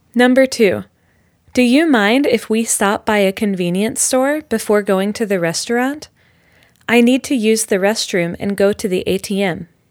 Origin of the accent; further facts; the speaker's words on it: United States; when I was growing up in America, we had clovers growing everywhere around us